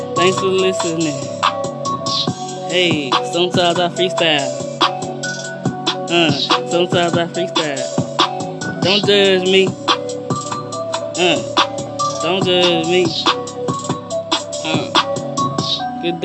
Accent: East St. Louis, Illinois, United States; I'm from East St. Louis, 89 blocks, East St. Louis, that's where I'm

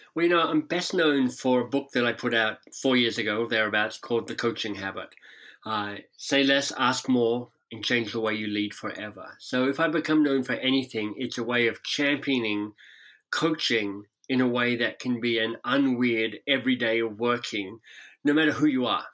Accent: Canberra, Australian Capital Territory, Australia; moved away as an adult; also born or lived in England / United States; now in Toronto, Canada; I grew up in Canberra, so the much maligned national capital down there.

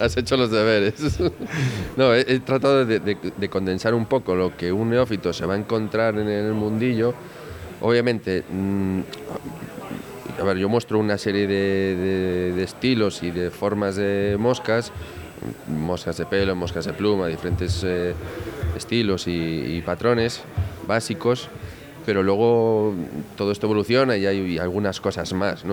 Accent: Galicia, Spain; como buen gallego

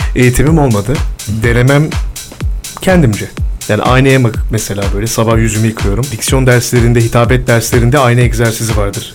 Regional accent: İzmit, Kocaeli, Turkey; also born or lived in İzmir / Eskişehir / Erzurum; Çok seviyorum İzmit'i. Orada büyüdüm.

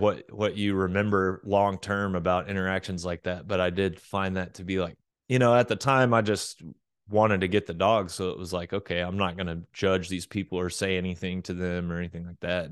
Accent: Oklahoma, United States; moved away as an adult; also born or lived in Florida / Arkansas; now in Texas, United States; I was born in Florida and did all of my grade school through high school stuff in Oklahoma

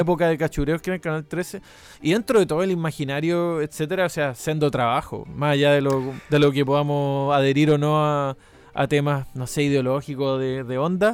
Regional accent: Chile; moved away as an adult; also born or lived in Canada

